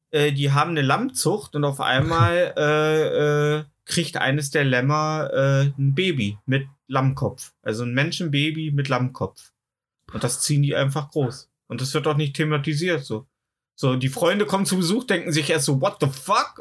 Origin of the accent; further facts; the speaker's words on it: East Germany, Germany; Ich sage ja, ich komme aus dem Osten